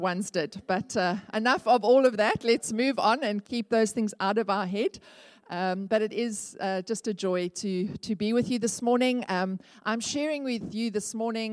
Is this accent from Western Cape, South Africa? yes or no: no; Port Elizabeth, Eastern Cape, South Africa; I grew up in Northumberland Avenue